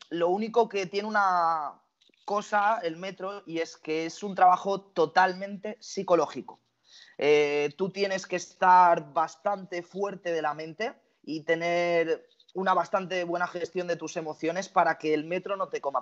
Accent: Barcelona, Catalonia, Spain; tengo 23 años, soy de Barcelona

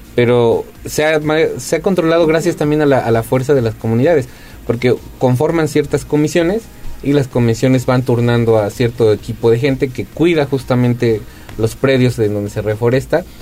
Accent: Puebla, Mexico

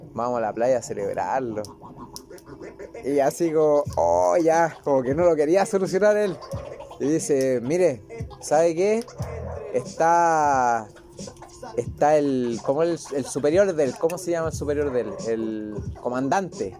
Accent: Chile; moved away as an adult; now in Tepic, Mexico; Soy chileno.

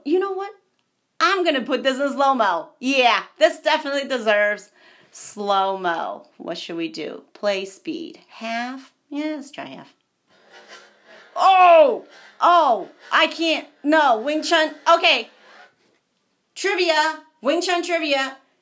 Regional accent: United States; I'm American.

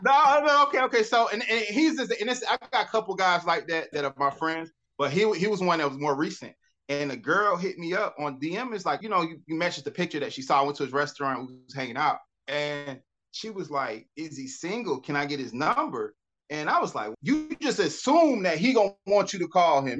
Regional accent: Atlanta, Georgia, United States; I grew up here. I'm from Atlanta.

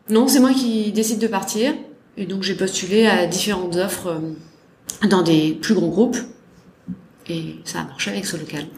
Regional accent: Salon-de-Provence, Provence-Alpes-Côte d'Azur, France; moved away as an adult; also born or lived in Lyon; J'ai grandi à Salon de Provence. Ouais. Dans le sud de la France

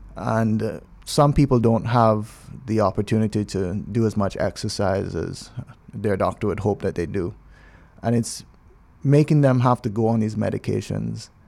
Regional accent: Cayman Islands; also born or lived in Grenada / New York City; I'm from Cayman.

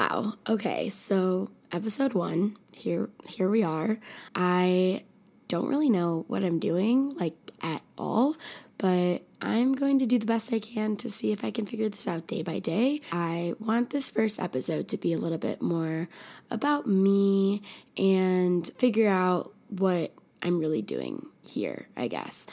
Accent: Naperville, Illinois, United States; moved away as an adult; also born or lived in Chicago, Illinois; now in Tucson, United States; I grew up in a suburb of Chicago named Naperville, went to high school in Naperville

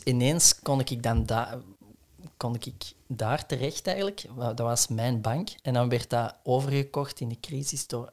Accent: Essen, Flanders, Belgium; het huis waar ik ben opgegroeid in Essen

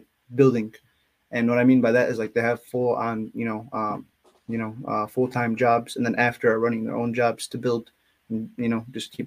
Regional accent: Dearborn, Michigan, United States; I'm outside of Detroit. It's called a city called Dearborn, but like ethnicity wise, my family, they actually immigrated from Yemen

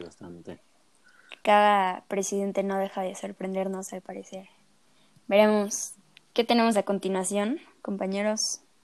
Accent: Mexico

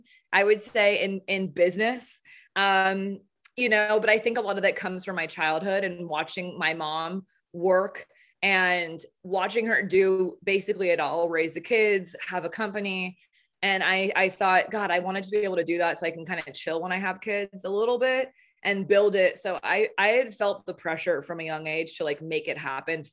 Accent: Southern California, United States; accent: Southern; I'm from Southern California

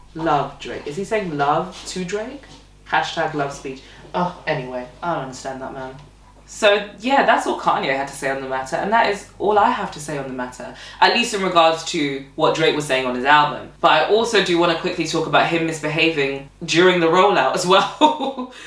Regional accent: Nigeria; as a Nigerian woman as well, because I'm Nigerian.

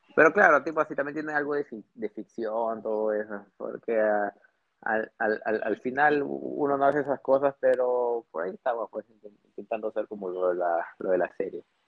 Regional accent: Trujillo, La Libertad, Peru; moved away as an adult; also born or lived in Piura, Peru / Tumbes, Peru / Rio de Janeiro, Brazil; now in Lima, Peru; yo soy del norte, yo nací en Piura. Claro, yo nací en Piura, pero eh, luego, toda mi secundaria y toda mi universidad, mi facultad de medicina la hice en Trujillo

